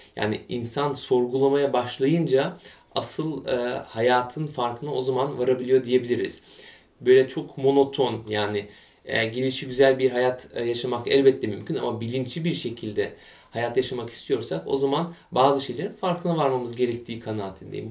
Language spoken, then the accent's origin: Turkish; Bremen, Germany; also born or lived in Munich / near Frankfurt; Almanya'nın kuzey eyaletlerinden, şehirlerinden biri olan Bremen'de bundan yaklaşık 26 yıl evvel dünyaya geldim.